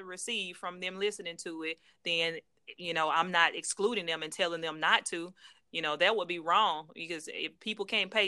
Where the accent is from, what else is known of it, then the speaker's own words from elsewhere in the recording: Jackson, Mississippi, United States; my hometown, Jackson, Mississippi.